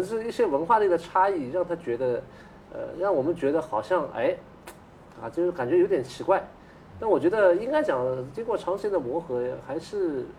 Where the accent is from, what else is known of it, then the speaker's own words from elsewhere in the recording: China; 我觉得就是我们中国人作为。还是深受这个传统儒家文化影响。